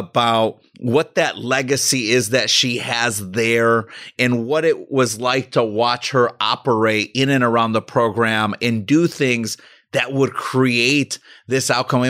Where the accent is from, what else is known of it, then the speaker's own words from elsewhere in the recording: Chicago, Illinois, United States; coming from Chicago, I get to Michigan.